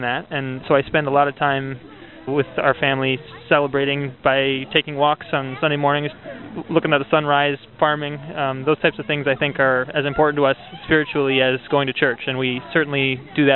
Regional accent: Minnesota, United States; we're from Minnesota, and so we spent a lot of time in the northern woods in Minnesota

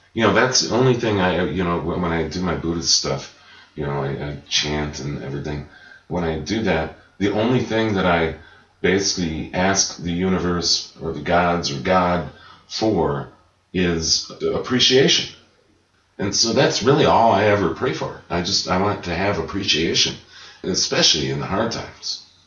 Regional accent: Chicago, Illinois, United States; growing up in Chicago

